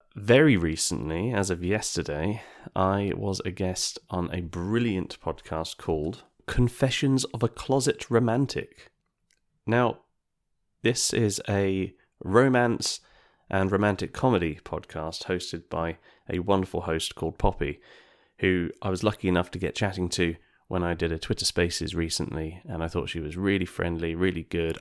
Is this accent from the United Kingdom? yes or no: yes; United Kingdom; us Brits